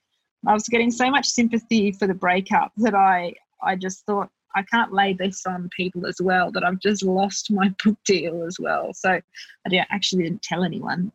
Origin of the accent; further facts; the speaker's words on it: Bankstown, New South Wales, Australia; I'm from Bankstown